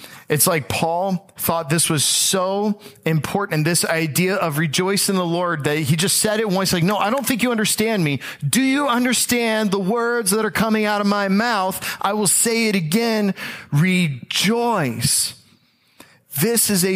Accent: Tampa, Florida, United States; I am from the Tampa Bay area

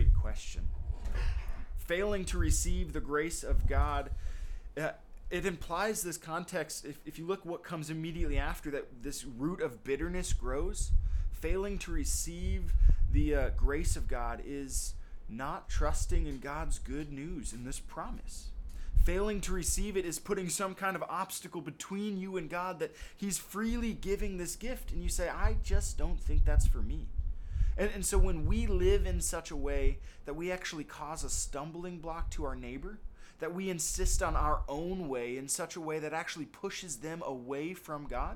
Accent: United States; we live as American citizens

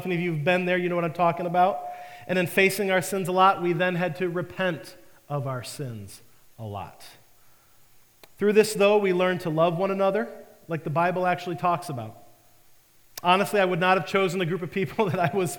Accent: Detroit, Michigan, United States; moved away; I was living in the Detroit area. I was back home from the Marine Corps

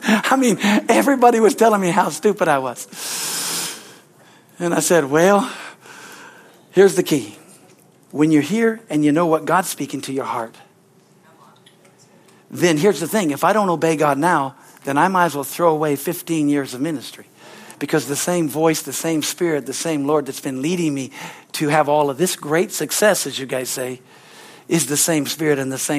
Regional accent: Hilmar, California, United States; I thought, oh yes, this is, you know, I grew up in Hillmore.

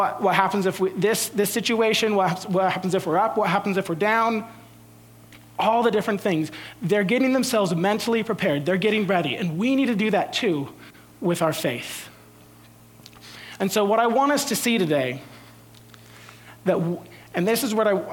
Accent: San Jose, California, United States; I grew up in San Jose. We had the San Jose Sharks

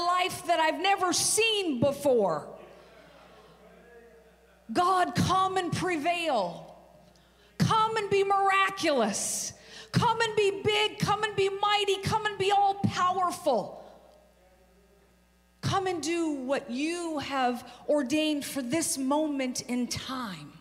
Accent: Seattle, Washington, United States; now in Omaha, United States; I'm actually a West Coast girl. I'm from Seattle

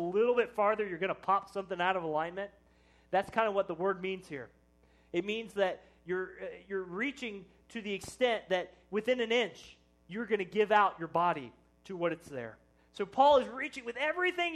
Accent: Plattsburg, Missouri, United States; I was from Plattsburgh

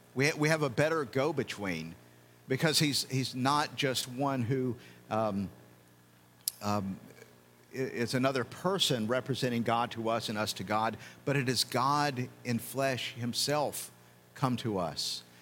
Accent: United States; as an American

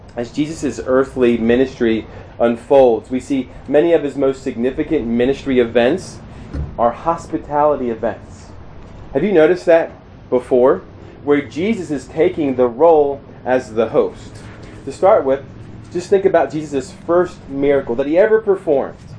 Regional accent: Maryland, United States; moved away as an adult; also born or lived in Shippensburg, Pennsylvania / St. Louis, Missouri / Columbia, Missouri; I grew up in Maryland, and uh, not in a Christian home

